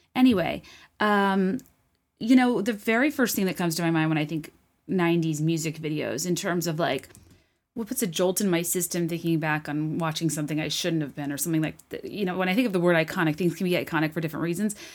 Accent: Richmond, Virginia, United States; where I grew up in Richmond, Virginia

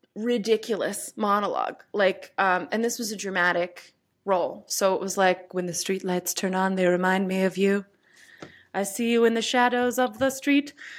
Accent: New York City, New York, United States; I'm a New Yorker

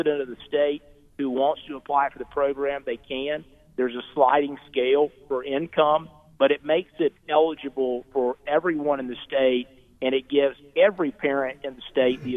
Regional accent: Caldwell County, North Carolina, United States; my hometown. I'm from here in Caldwell County

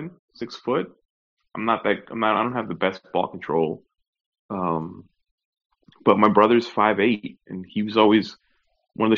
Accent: New York, United States; born or raised there; now in Orlando, United States

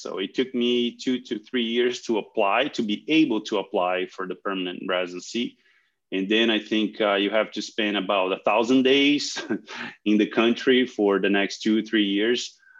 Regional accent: Brazil; moved away as an adult; also born or lived in Wisconsin, United States / Guelph, Canada; now in Montreal, Canada; I was born in Brazil, and I did my studies there, did some of my training there, my master's and PhD with focus in feline analgesia. And then moved on to North America back in 2006 and worked at the University of Wisconsin, Guelph

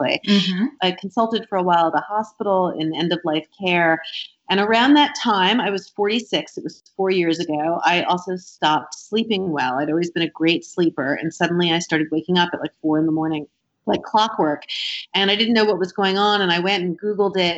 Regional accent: New York, United States; I'm 50 and I grew up in New York

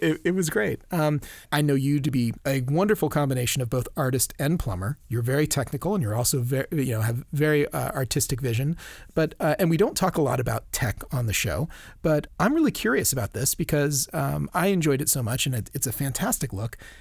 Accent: Maui, Hawaii, United States; a little howly boy growing up in Maui

